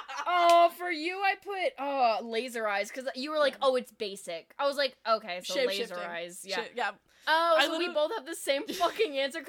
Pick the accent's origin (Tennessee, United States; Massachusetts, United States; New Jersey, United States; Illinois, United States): Illinois, United States; Schaumburg; also born or lived in Hoffman Estates, Illinois; now in Austin, United States; I was born in Hoffman Estates. And I grew up in Schaumburg